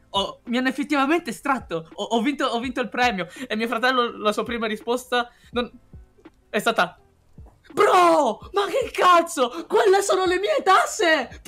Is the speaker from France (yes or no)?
no; China; Esatto, io, io sono cinese, ho il culo, ho il culo dalla mia parte